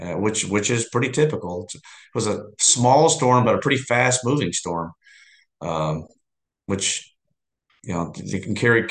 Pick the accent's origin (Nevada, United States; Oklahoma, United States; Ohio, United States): Oklahoma, United States; Southwest; now in Texas, United States; I grew up in Southwest Oklahoma, so I was 14 years old when this made landfall.